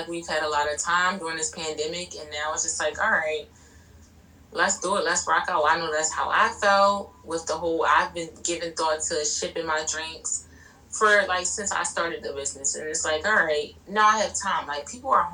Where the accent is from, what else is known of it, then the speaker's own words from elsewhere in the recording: Baltimore, Maryland, United States; I'm from Baltimore